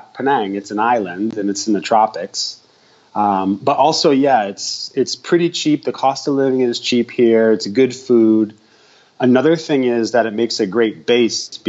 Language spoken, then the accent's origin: English; United States; moved away as an adult; also born or lived in Prague, Czech Republic / Barcelona, Spain / Busan, South Korea; now in Malaysia; I'm originally from the U.S. and I've basically been living abroad for almost the last probably 18 out of the last 20 years.